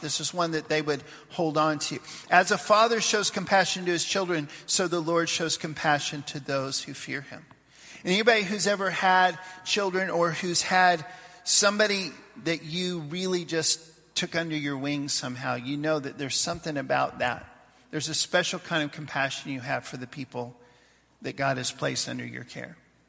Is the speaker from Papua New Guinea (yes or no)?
yes; Papua New Guinea; We'd get together when I was growing up in Papua New Guinea.